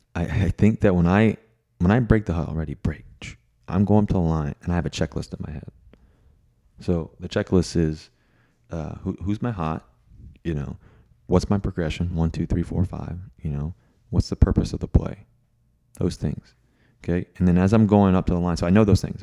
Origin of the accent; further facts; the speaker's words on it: Virginia, United States; growing up in Virginia.